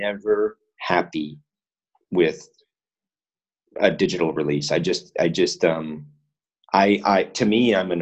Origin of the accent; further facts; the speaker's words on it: Winnipeg, Manitoba, Canada; moved away as an adult; now in Japan; in Winnipeg, my hometown